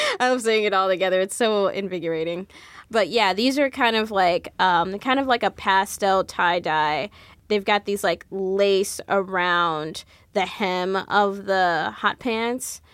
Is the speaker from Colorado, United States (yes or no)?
no; Jersey City, New Jersey, United States; Growing up in Jersey City